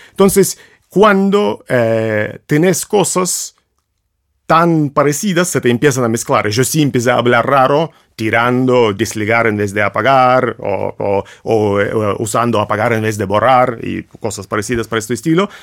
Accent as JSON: {"language": "Spanish", "country": "Russia", "second_language": "Spanish", "moved": "yes", "said": "un ruso"}